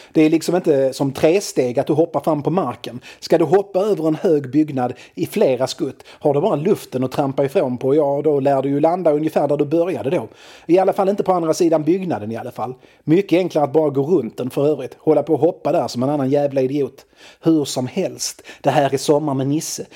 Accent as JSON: {"language": "Swedish", "town": "Malmö", "region": "Skåne", "country": "Sweden", "tie": "born or raised there", "also_born_or_lived": "Lindeborg", "said": "Jag växte upp på Limhamn i Malmö"}